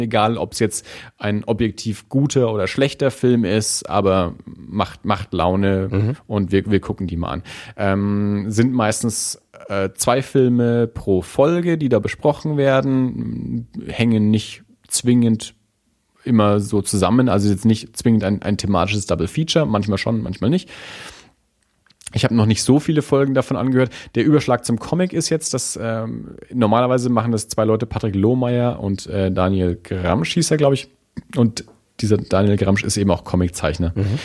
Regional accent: Nuremberg, Bavaria, Germany; wir als Nürnberger

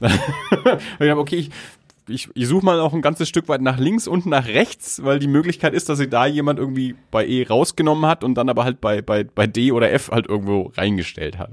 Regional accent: Germany; ich dann als Deutscher, der auf Englisch spricht

